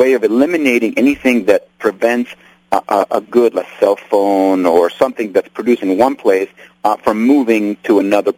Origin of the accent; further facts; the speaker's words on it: Nicaragua; now in United States; I'm from Nicaragua, and I was born there and raised there